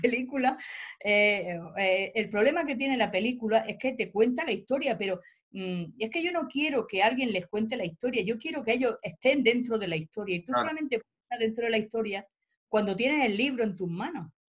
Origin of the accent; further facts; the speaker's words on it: Albox, Almería, Andalusia, Spain; now in Granada, Spain; Yo vengo de un pueblo de Almería, de Alboy. Yo ahora doy clase en Granada, pero mi el pueblo donde yo he vivido y he pasado mi infancia es un pueblo relativamente pequeño